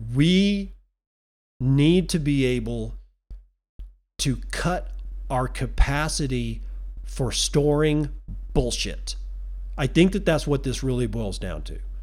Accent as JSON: {"language": "English", "country": "United States"}